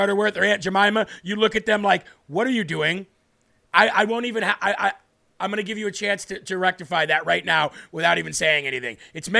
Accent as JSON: {"language": "English", "region": "Rhode Island", "country": "United States", "said": "I'm originally from Rhode Island, Jeremy."}